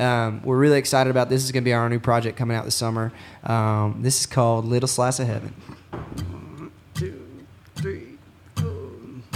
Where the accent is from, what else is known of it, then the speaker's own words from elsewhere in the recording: Austin, Texas, United States; It was a city that raised us from 6th Street